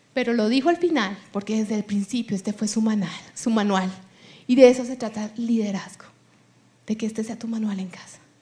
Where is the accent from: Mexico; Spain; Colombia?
Colombia; first language Spanish